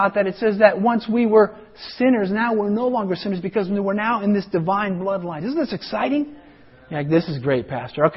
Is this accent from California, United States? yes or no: no; Colorado, United States; moved away; where I grew up in Colorado